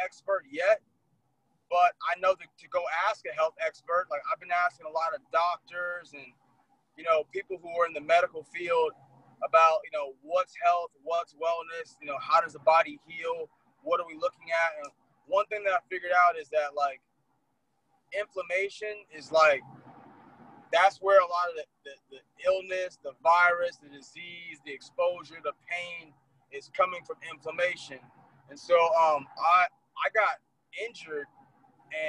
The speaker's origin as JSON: {"language": "English", "town": "Los Angeles", "region": "California", "country": "United States", "tie": "born or raised there", "said": "Born and raised in L.A., grew up in the Crenshaw area. So California is home."}